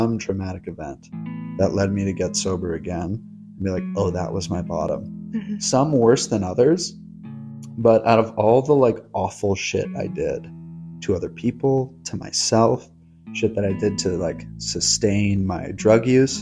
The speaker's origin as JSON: {"language": "English", "town": "Los Angeles", "region": "California", "country": "United States", "tie": "born or raised there", "also_born_or_lived": "Brooklyn, New York", "said": "I was born in Brooklyn, New York, raised in Los Angeles, California."}